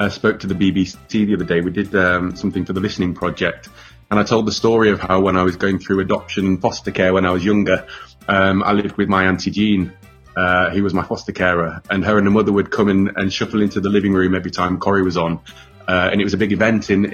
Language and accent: English; Rochdale, North West England, United Kingdom; moved away as an adult; also born or lived in Oldham; now in London, United Kingdom; I was born in Oldham, fostered in Oldham for a couple of years, and then I was adopted in Rochdale, so I'm a Rochdale lad